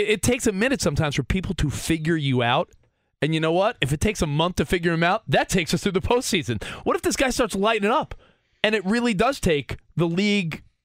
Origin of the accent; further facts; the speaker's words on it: United States; our life growing up in New Jersey and Long Island